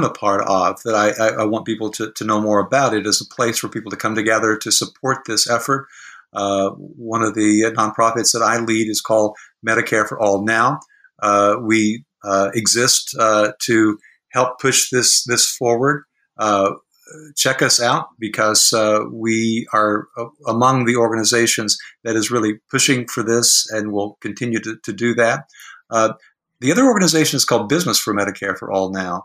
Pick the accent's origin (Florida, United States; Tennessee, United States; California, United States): Tennessee, United States; I'm from Tennessee